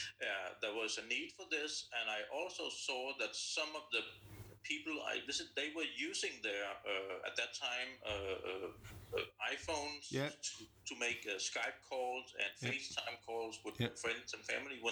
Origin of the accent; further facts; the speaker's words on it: Denmark; I'm from Denmark